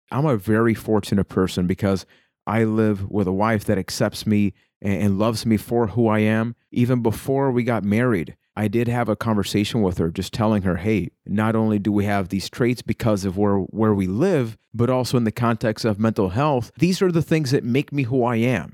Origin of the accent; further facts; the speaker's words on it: Puerto Rico; I am from Puerto Rico